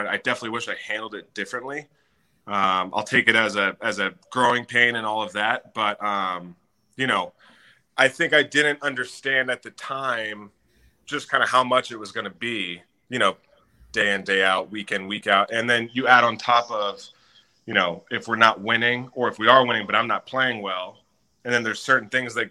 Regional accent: Jacksonville, Florida, United States; growing up in Jacksonville

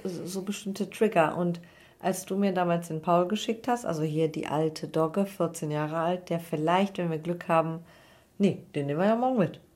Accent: Cologne, North Rhine-Westphalia, Germany; ich komme aus Köln

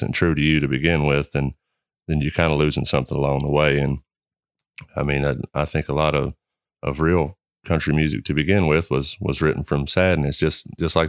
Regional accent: Henry County, Kentucky, United States; I grew up in Henry County. I've been there my whole life

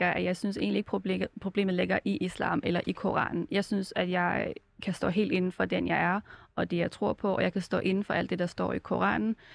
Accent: Denmark; også som dansker, så kommer jeg jo med en holdning til det homoseksuelle miljø på forhånd

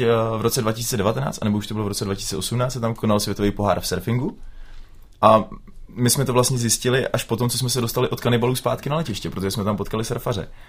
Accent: Plasy, Plzeň Region, Czechia; my jsme obyčejní kluci z Plas

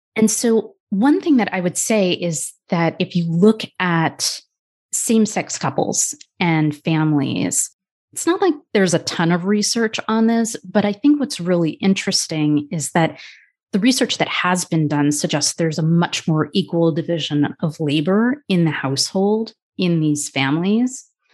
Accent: United States; I'm Indian American, biracial

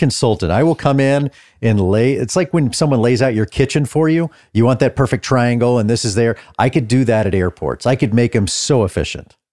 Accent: North Texas, United States; also born or lived in Austin, Texas; I grew up in North Texas

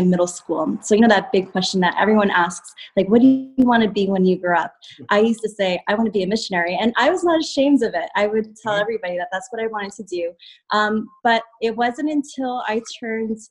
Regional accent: South River, New Jersey, United States; I am from South River, New Jersey

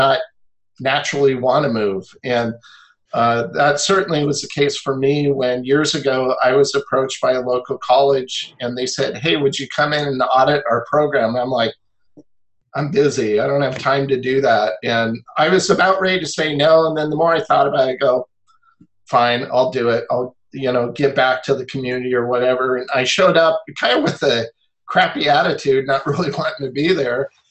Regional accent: Olympia, Washington, United States; I grew up in Olympia, Washington

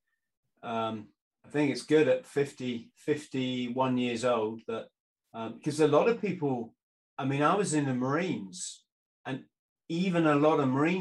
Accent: South West England, United Kingdom; I was living in the southwest, so a long way from London

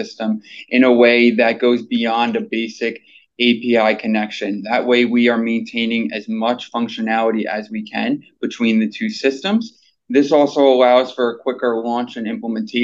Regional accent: New York City, New York, United States; I'm from New York City.

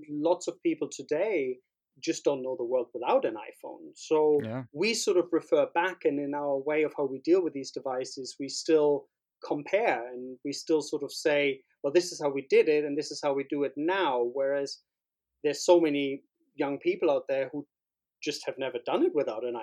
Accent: Berlin, Germany; moved away as an adult; also born or lived in Barcelona; born and bred in Berlin. In West Berlin at the time, next to Kurfürstendamm

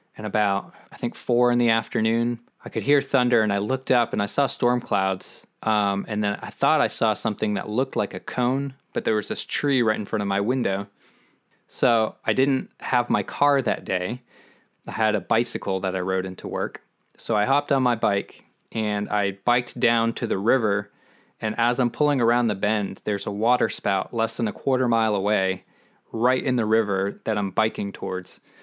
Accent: Maine, United States; moved away as an adult; now in Austin, United States; growing up in Maine

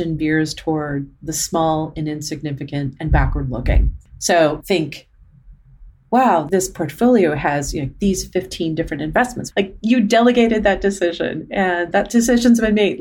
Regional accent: Arizona, United States; we grew up in Arizona

